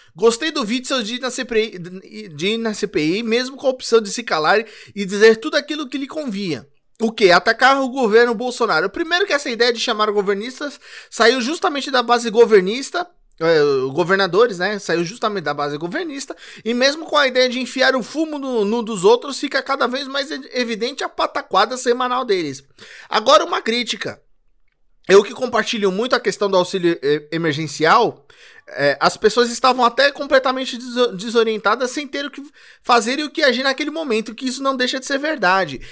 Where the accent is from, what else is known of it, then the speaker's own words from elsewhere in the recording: São Paulo, Brazil; eu sou de São Paulo.